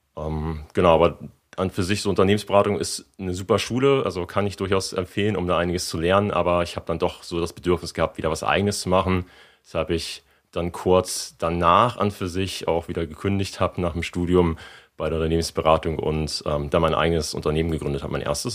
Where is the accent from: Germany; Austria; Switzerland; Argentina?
Germany; also born or lived in Hamburg / San Francisco; als äh, ja, Deutscher